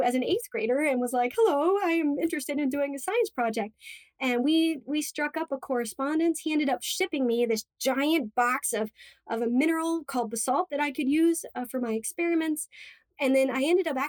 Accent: Cape Canaveral, Florida, United States; I grew up in Florida, actually in Cape Canaveral, right next to Kennedy Space Center.

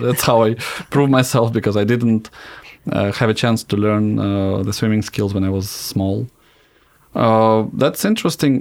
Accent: Zhukovsky, Moscow Oblast, Russia; also born or lived in Smolensk; So we moved to Żukowski right in, when I was one and a half years old.

